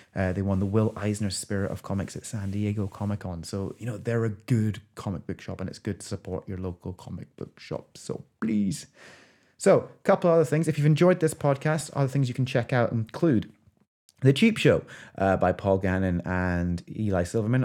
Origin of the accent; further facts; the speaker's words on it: Scotland, United Kingdom; I'm Scottish Filipino